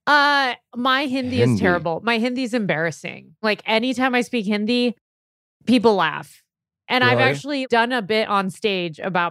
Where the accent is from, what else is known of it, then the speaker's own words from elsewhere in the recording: California, United States; growing up in California